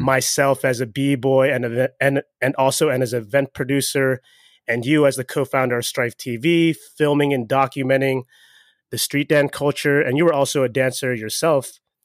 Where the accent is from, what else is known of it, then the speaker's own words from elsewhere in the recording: Baltimore, Maryland, United States; moved away; I'm from Baltimore originally